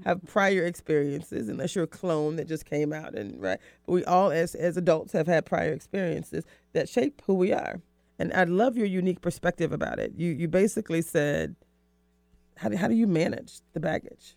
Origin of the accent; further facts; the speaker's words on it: the South, United States; I'm from, I'm from the South